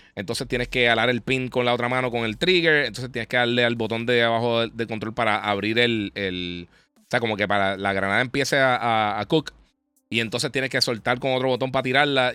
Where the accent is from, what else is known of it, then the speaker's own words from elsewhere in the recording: Mayagüez, Puerto Rico; yo nací en Mayagüez